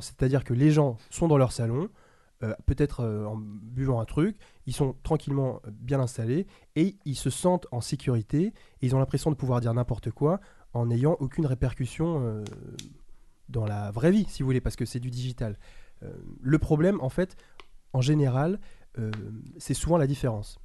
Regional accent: Île-de-France, France; also born or lived in Paris; Moi, étant le seul garçon de banlieue qui arrivait dans le lycée parisien

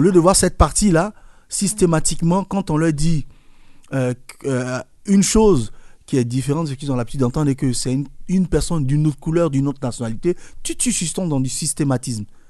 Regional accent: Côte d’Ivoire; born or raised there

